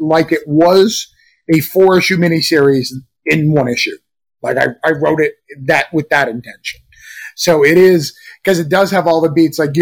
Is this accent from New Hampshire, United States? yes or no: yes; Rochester, New Hampshire, United States; That place that it's set in is Rochester, New Hampshire, which is my hometown.